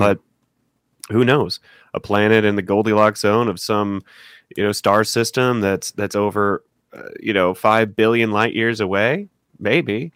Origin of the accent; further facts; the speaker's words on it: Missouri, United States; I'm from, I'm from Missouri